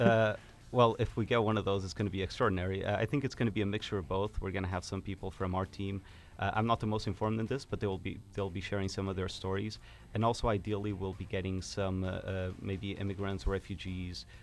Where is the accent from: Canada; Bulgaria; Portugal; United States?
Portugal; moved away as an adult; now in Finland; I was born in Portugal, um, and I grew up there, but I'm half Finnish as well, and I've moved here seven years ago.